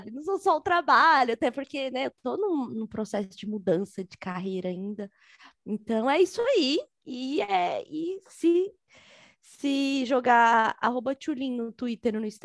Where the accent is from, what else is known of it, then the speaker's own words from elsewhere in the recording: São Paulo, Brazil; Sou cria da Zélie de São Paulo, da Coab.